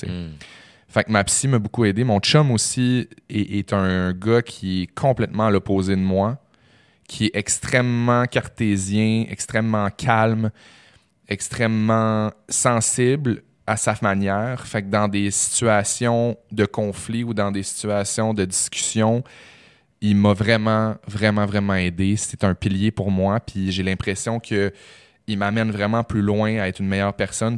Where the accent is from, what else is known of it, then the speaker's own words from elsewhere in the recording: Chicoutimi, Quebec, Canada; moved away; moi je viens de Chicoutimi